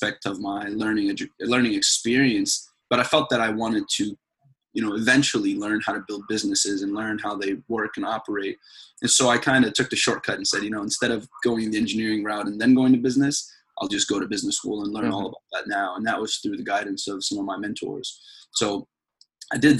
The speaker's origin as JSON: {"language": "English", "country": "Saudi Arabia", "tie": "born or raised there", "also_born_or_lived": "Sudan (ancestry)", "moved": "yes", "lives_now": "United States", "said": "I was born in Saudi Arabia. Both my parents are from Sudan, and so I'm a Sudanese-American, African-American. And my family and I, we came to the United States in 2001"}